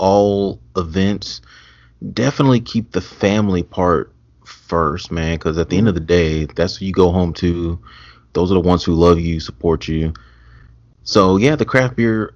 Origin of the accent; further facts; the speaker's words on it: Mesquite, Texas, United States; And my family, they're from here. I'm from Mesquite.